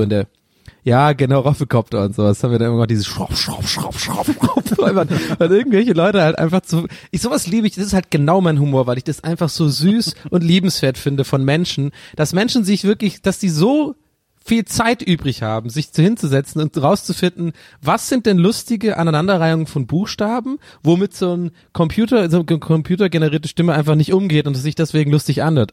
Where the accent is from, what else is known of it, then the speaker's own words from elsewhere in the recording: Tübingen, Baden-Württemberg, Germany; moved away; Bei uns in Tübingen